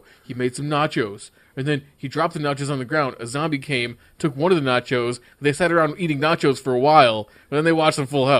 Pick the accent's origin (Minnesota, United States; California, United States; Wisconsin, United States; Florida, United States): Wisconsin, United States; I was born in Wisconsin.